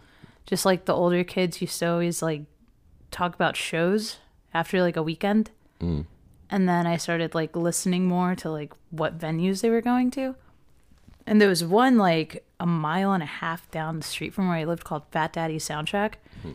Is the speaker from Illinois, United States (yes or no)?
no; Norristown, Pennsylvania, United States; now in Texas, United States; I'm originally from the Philadelphia area.